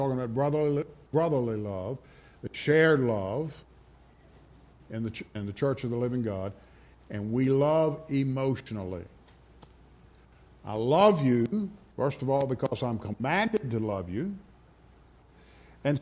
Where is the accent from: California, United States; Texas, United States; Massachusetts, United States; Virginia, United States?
Virginia, United States; Rustburg; I grew up in Rustburg